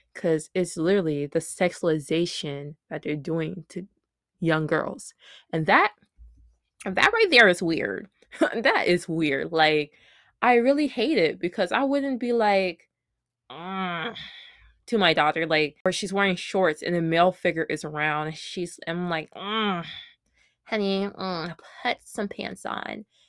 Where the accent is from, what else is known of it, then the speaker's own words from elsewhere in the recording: Smyrna, Georgia, United States; I was born and raised in Smyrna, Georgia